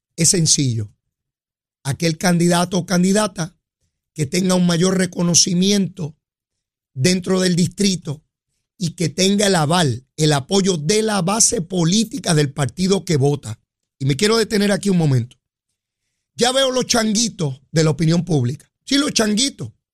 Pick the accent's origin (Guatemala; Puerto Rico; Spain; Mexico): Puerto Rico; nada como regresar a mi tierra, nada como regresar a Puerto Rico